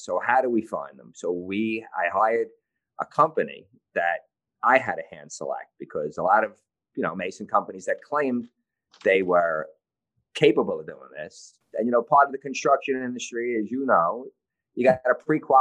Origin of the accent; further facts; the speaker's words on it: New York City, New York, United States; I was born and raised in the Canarsie section of Brooklyn